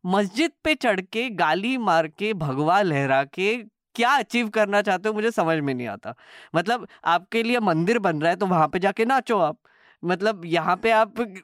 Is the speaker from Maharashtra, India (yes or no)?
yes; Nagpur, Maharashtra, India; मैं तो नागपुर से आता हूँ